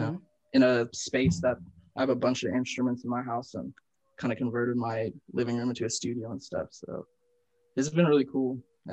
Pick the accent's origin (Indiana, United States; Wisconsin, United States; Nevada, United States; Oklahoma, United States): Oklahoma, United States; Tulsa; also born or lived in Columbia, South Carolina / Broken Arrow, Oklahoma; I kind of just always grew up in Tulsa.